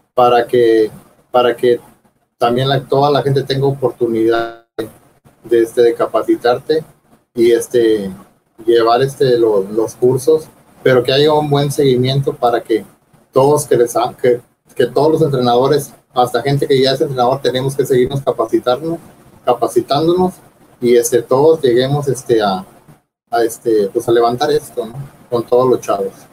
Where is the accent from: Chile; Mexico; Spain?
Mexico; Tampico, Tamaulipas; yo soy de Tampico